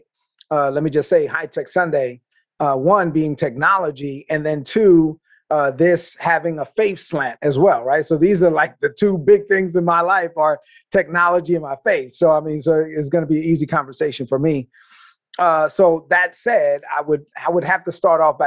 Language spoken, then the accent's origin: English; New York City, New York, United States; where I grew up in East New York, Brooklyn